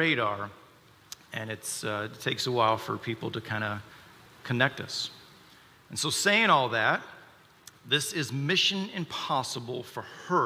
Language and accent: English; the South, United States; We grew up in the South in the Baptist church